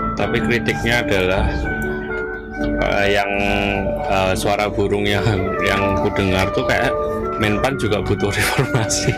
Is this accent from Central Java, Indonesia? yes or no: no; Ponorogo, East Java, Indonesia; di daerahku ya, Ponorogo